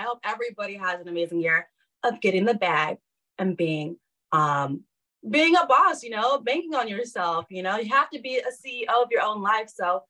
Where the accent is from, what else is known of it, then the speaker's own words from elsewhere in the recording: Fairfield, California, United States; an hour and a half away from where I was born in Fairfield, California.